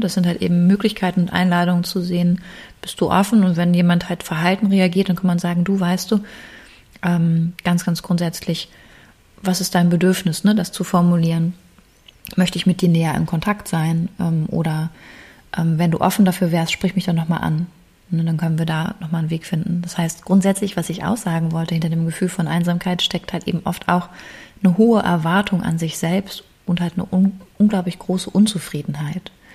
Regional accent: Germany; bei uns in Deutschland

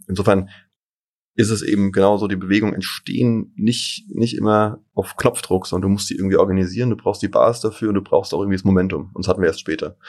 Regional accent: Darmstadt, Hesse, Germany; moved away as an adult; also born or lived in Erlangen / Munich; Ich bin in Darmstadt geboren und war auch genau aufgewachsen, zur Schule gegangen

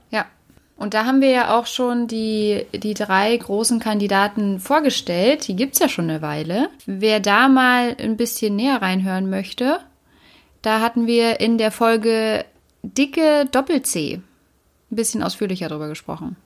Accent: Berlin, Germany; ich bin ja Berlinerin

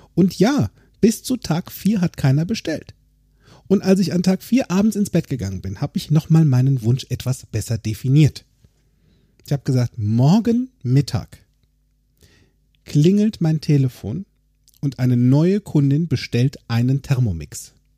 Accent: Limburg an der Lahn, Hesse, Germany; also born or lived in Bensberg; now in Bergisch Gladbach, Germany; in meiner alten Heimat in Limburg

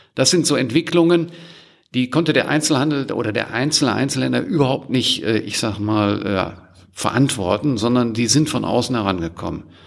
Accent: Germany; wir als Deutsche

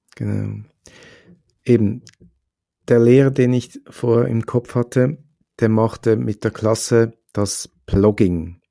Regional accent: Switzerland; bei uns in der Schweiz

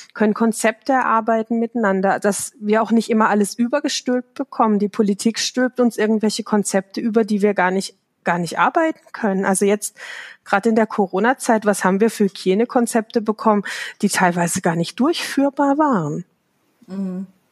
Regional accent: Baden-Württemberg, Germany; ich komme aus Südbaden

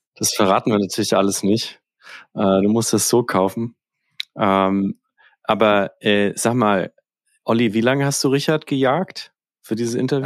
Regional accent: Northern Bavaria, Germany; Ich komme aus Nordbayern

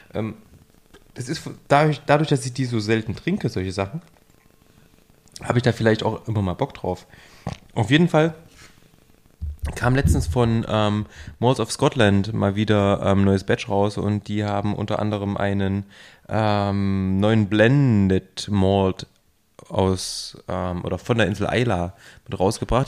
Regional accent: near Jena, Thuringia, Germany; moved away; in meiner Heimatregion in der Nähe von Jena

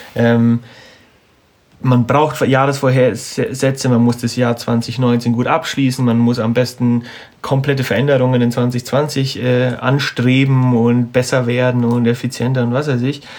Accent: Munich, Bavaria, Germany; wir kommen ja aus, aus München und Umgebung

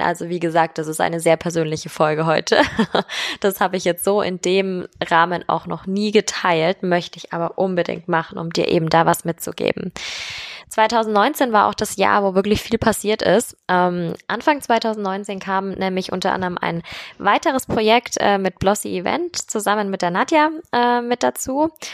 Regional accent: Germany; Bei uns in Deutschland

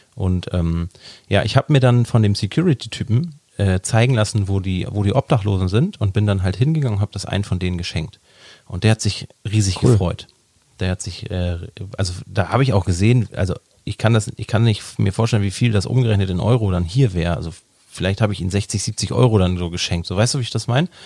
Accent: Hamburg, Germany; ich bin ja auch ein Hamburger Jung.

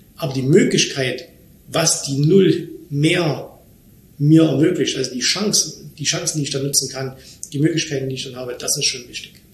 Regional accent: Germany; moved away as an adult; now in Dubai, United Arab Emirates; ich bin in Deutschland geboren, in Deutschland wohnen meine Eltern

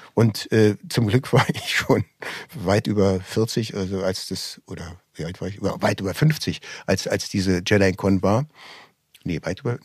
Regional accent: Berlin, Germany; also born or lived in Düsseldorf; Ich bin zwar in Düsseldorf geboren, allerdings hört man unschwer, dass ich in Berlin aufgewachsen bin.

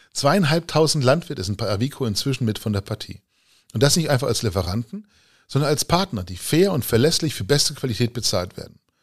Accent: Lower Saxony, Germany; bei uns in Niedersachsen

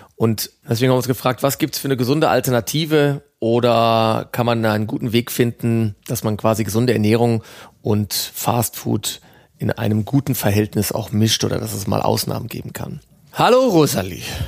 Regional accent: Ruhr area, North Rhine-Westphalia, Germany; Meine Heimat ist das Ruhrgebiet

